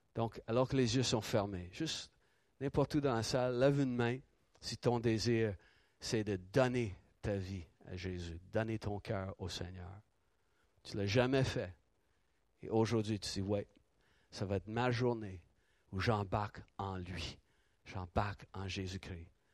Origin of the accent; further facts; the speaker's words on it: Ottawa, Ontario, Canada; tout le quartier euh, où, j'ai grandi à Ottawa